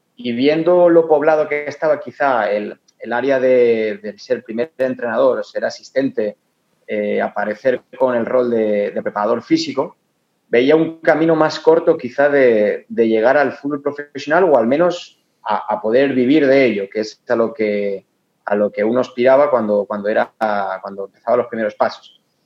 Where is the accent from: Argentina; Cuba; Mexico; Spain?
Spain; Torrent, Valencian Community; moved away as an adult; now in Ecuador; para Torrent, de donde soy yo